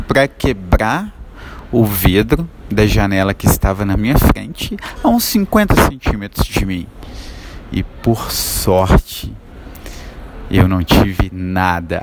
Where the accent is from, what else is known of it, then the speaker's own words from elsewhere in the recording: Nova Lima, Minas Gerais, Brazil; Hoje eu saí da minha cidade natal, Nova Lima, que é vizinha a Belo Horizonte